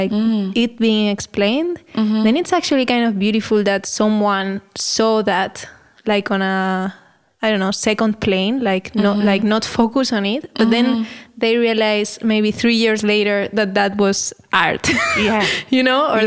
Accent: Spain; English is a second language; moved away as an adult; now in Netherlands; I am from a very talkative country. So I'm from Spain.

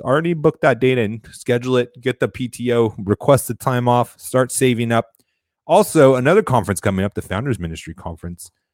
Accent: Florida, United States; my home state of Florida

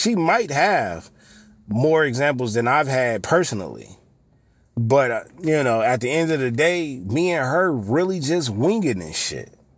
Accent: Los Angeles, California, United States; I was born on the west side, raised on the east side, and, and went back and forth from time, from certain time periods, but the bulk of my, the bulk of my life was on the east side of L A.

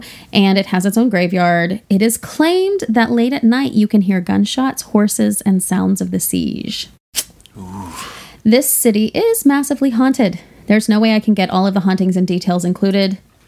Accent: Oklahoma, United States; I'm an Elizabeth Warren Native American, also from Oklahoma, also told in family stories.

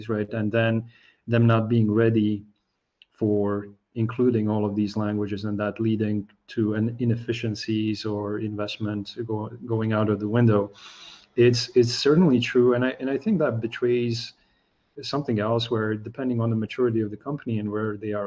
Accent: Slovakia; first language Slovak; English is a second language; my native language, which is Slovak

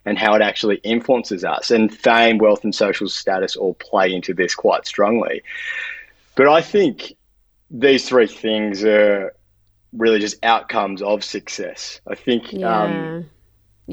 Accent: Melbourne, Victoria, Australia; we're both from Melbourne

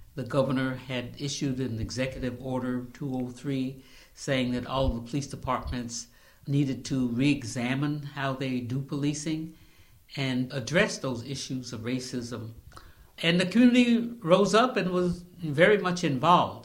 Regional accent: the Adirondacks, upstate New York, United States; also born or lived in South Carolina; now in Albany, United States; I'm from the Adirondacks. Actually, I was actually born in South Carolina, but my family moved when I was very young to the Adirondacks

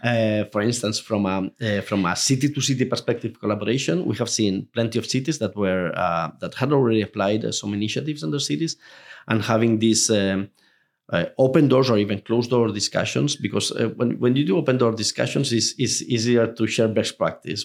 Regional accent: Spain; Spain, even though it's my home country

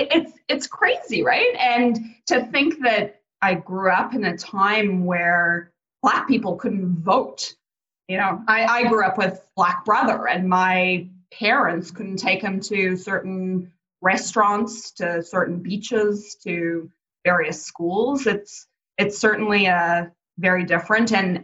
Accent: Durban, KwaZulu-Natal, South Africa; now in Canada; I was born in Durban, South Africa, same as you, and came over to Canada after the first semester of high school.

